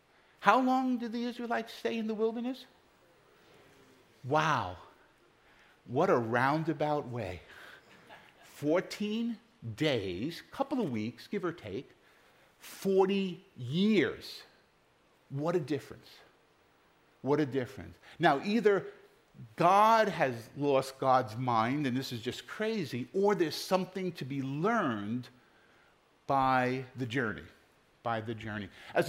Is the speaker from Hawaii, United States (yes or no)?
no; New York City, New York, United States; now in Pennsylvania, United States; Growing up in New York City, I just knew which letter subway to take.